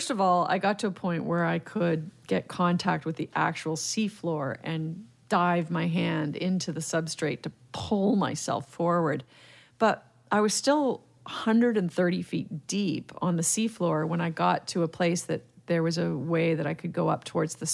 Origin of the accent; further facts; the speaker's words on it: Mississauga, Ontario, Canada; I grew up in Mississauga, and it actually wasn't even Mississauga, Ontario back then. It was a little town called Cooksville.